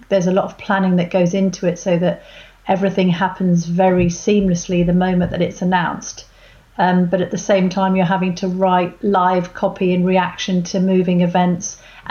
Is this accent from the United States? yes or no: no; Hertfordshire, East of England, United Kingdom; I'm from Hertfordshire